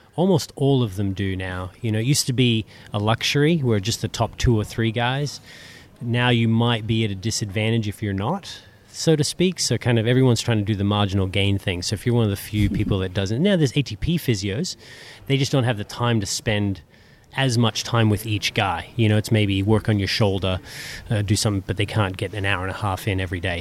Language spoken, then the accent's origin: English; Australia; being Australian